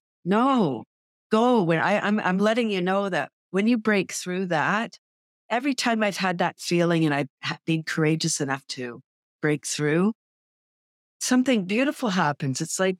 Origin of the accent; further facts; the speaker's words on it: Toronto, Ontario, Canada; now in Bradford, Canada; Yeah, I grew up in Toronto and then in 93, I moved to Bradford, the little town I'm in.